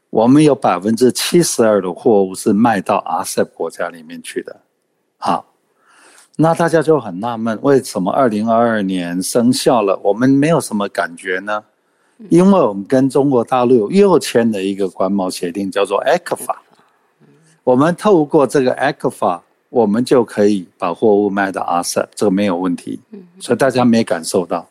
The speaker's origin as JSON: {"language": "Chinese", "country": "Taiwan", "said": "我们台湾人"}